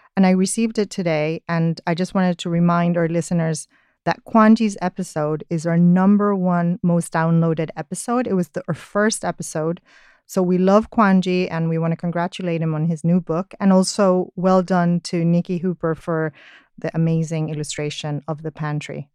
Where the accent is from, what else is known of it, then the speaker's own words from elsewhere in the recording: Spain; I'm Spanish, uh, and I'm a writer